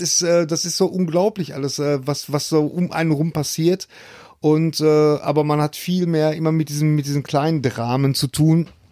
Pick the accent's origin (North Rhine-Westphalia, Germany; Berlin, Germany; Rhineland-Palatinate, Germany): North Rhine-Westphalia, Germany; Bochum; bei uns in Bochum